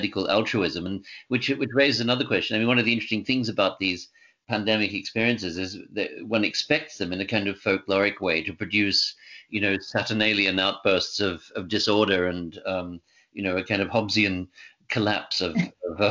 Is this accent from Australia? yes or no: yes; Australia; moved away; I grew up in Australia